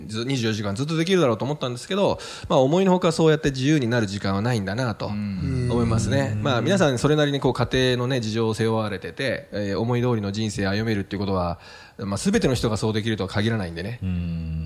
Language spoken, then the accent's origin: Japanese; Fukagawa, Koto, Tokyo, Japan; 東京都深川です。江東区のね